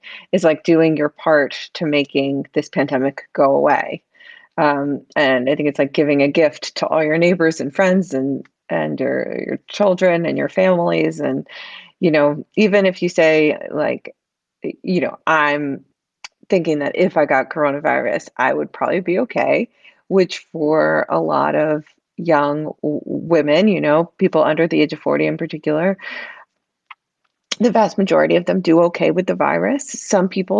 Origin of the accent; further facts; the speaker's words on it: the South, United States; moved away; I grew up in the South